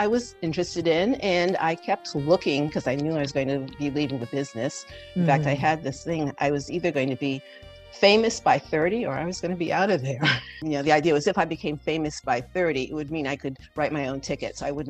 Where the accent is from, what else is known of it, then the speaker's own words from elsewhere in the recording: Rhode Island, United States; also born or lived in Saratoga Springs, New York; now in New York City, United States; But I grew up in Rhode Island, the beautiful ocean state.